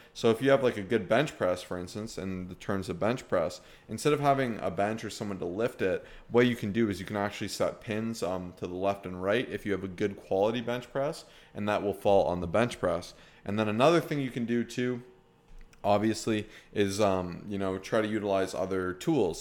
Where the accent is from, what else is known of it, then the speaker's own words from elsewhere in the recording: Canada; we're from Canada